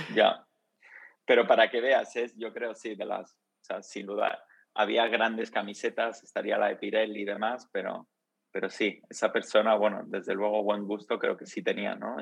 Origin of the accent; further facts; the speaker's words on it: Madrid, Community of Madrid, Spain; also born or lived in Rome, Italy / England; luego nos mudamos, mi familia y yo, a, Madrid. y estuvimos, bueno, eh, viví ahí toda la infancia hasta la universidad